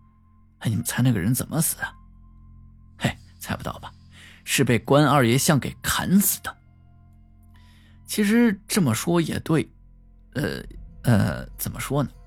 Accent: Chongqing, China; 大家都知道，我是重庆人。重庆这个地方，说实话，那是真邪性。

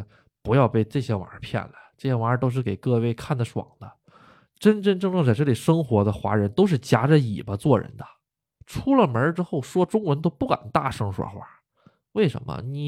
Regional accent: China; now in Japan; 你是中国人，哎，我中国人，你为什么赶我呀？

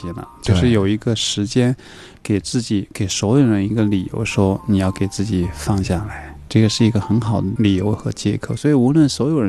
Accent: China; 小时候我们中国人都唱过。

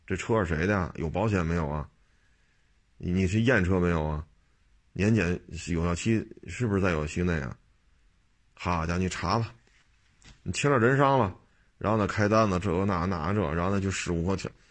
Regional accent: Beijing, China; 我生在这儿，长在这儿啊

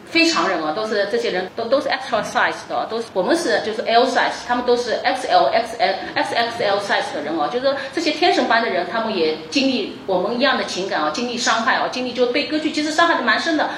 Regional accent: China; 我们中国人

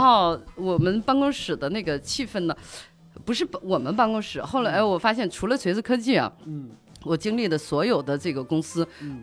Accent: northern China, China; now in Beijing, China; 作为北方人

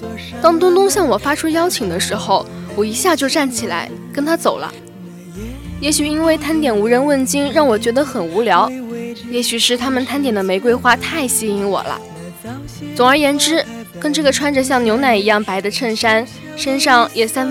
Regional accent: Shijiazhuang, Hebei, China; 啊，我是石家庄的，到厦门上学，华侨大学。

